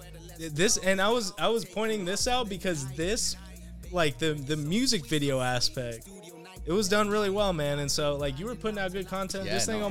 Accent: United States; Like when in growing up in Mexican households, if you go to therapy, people think you're crazy.

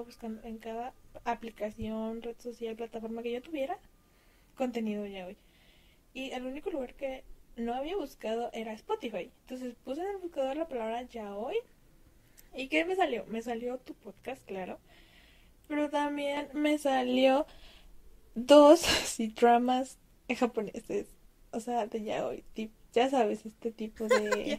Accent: Mexico; Tengo 20 años y soy de México.

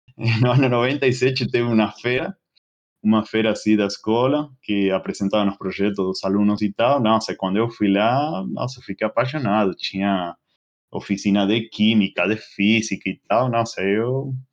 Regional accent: northern coast of Greater Buenos Aires, Buenos Aires Province, Argentina; Portuguese is a second language; moved away as an adult; now in São Paulo, Brazil; é a cidade onde eu onde eu nasci, onde moram meus pais, né? Agora é uma cidade que fica bem no, no litoral norte de Buenos Aires

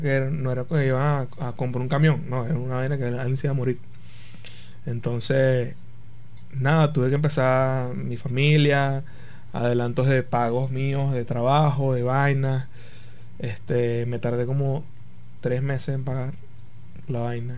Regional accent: Punto Fijo, Falcón, Venezuela; Punto Fijo, yo soy de Punto Fijo

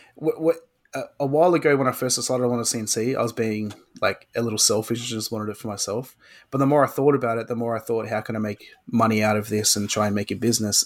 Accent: Australia; I am an Australian hobbyist woodworker

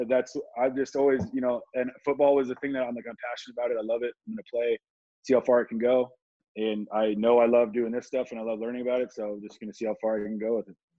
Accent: Oceanside, California, United States; it was great growing up here

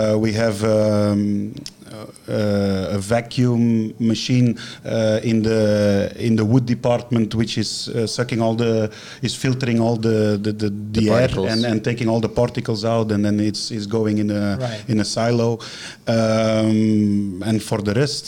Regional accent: Belgium; moved away as an adult; now in China; back in Belgium, in my hometown

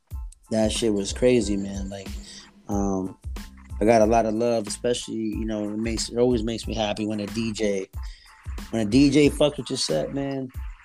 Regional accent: East Coast, United States; on the West Coast, I don't know if it's because I'm from the East Coast, but they show me a lot of love.

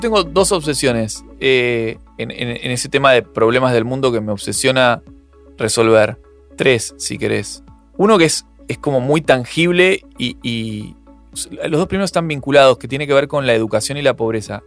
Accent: Argentina

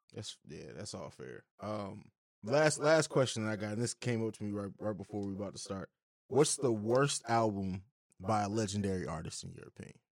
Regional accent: Midwest, United States; We're all from the Midwest

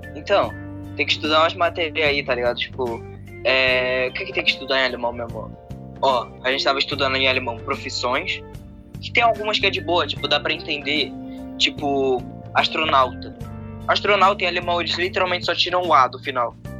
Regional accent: Rio de Janeiro, Brazil; eu sou carioca

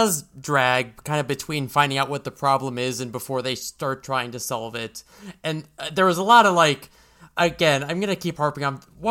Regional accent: United States; This might be me being too American

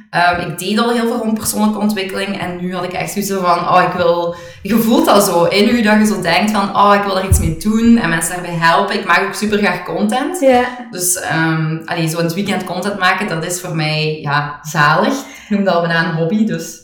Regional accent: Hoeselt, Flanders, Belgium; also born or lived in Tongeren; we alle twee waarschijnlijk zijn opgegroeid in, in eh, Limburg

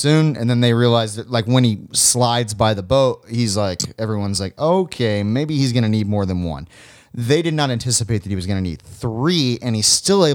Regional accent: Florida, United States; growing up in Florida

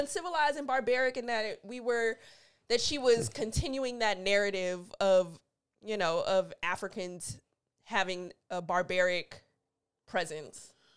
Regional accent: United States; I'm speaking as an American black.

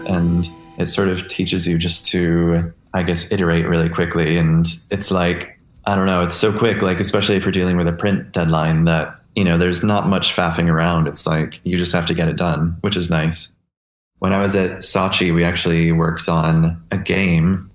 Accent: Marion, New York, United States; I grew up outside of Rochester, New York, uh, in a really small town called Marion

